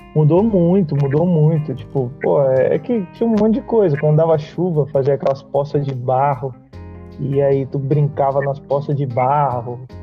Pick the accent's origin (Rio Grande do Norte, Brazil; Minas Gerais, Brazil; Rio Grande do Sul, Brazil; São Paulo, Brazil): São Paulo, Brazil; now in Brasília, Brazil; eu sou de São Paulo